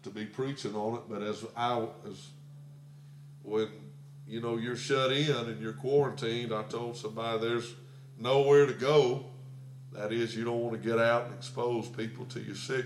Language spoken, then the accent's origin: English; United States; as a little boy growing up in America